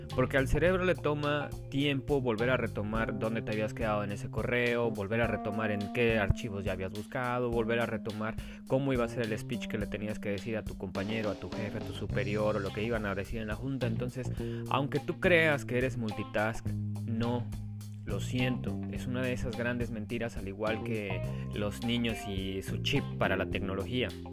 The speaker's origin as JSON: {"language": "Spanish", "country": "Mexico", "said": "como mexicanos, o muchas veces por esa cultura que nosotros tenemos"}